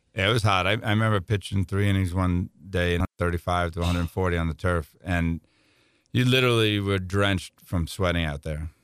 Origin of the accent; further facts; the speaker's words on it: New York, United States; I'm from New York